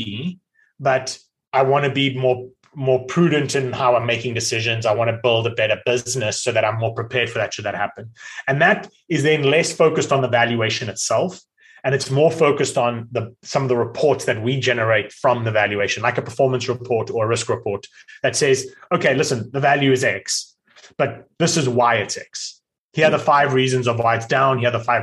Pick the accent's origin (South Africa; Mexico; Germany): South Africa; now in United States; I'm South African, yet live in America